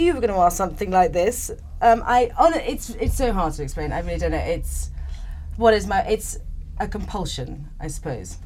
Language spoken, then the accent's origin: English; England, United Kingdom; moved away as an adult; now in Madeira, Portugal; growing up in England